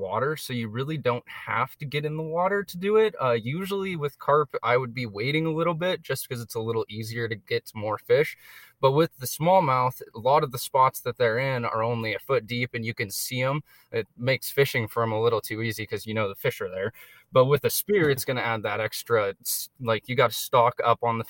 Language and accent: English; Eugene, Oregon, United States; I grew up in West Eugene